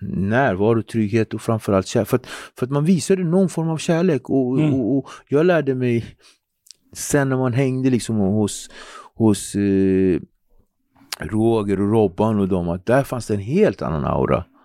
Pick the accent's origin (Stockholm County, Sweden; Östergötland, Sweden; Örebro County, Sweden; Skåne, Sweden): Stockholm County, Sweden; Nacka; born or raised there; also born or lived in Cape Verde (heritage) / Henriksdalsringen, Nacka